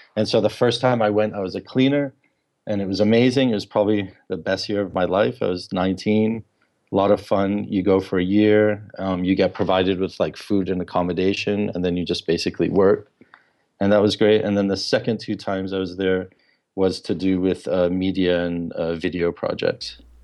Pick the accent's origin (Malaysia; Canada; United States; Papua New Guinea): Papua New Guinea; a couple of really close friends that I grew up with in Papua New Guinea